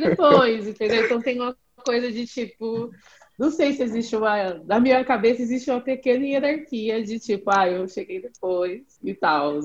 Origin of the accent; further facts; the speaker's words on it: Jacareí, São Paulo, Brazil; eu sou de Jacareí